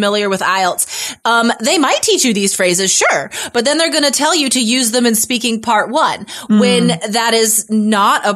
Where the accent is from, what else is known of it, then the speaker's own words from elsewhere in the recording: Nevada, United States; now in Portland, United States; I'm from Nevada